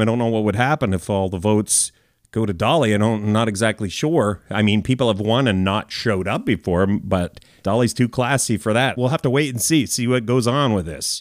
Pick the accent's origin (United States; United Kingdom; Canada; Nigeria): Canada; I'm a Canadian, uh, fellow